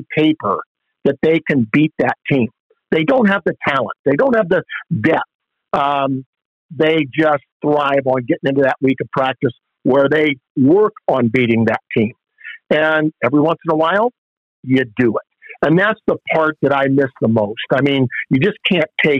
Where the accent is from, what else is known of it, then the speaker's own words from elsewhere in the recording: Upper Sandusky, Ohio, United States; also born or lived in Columbus; my hometown of Upper Sandusky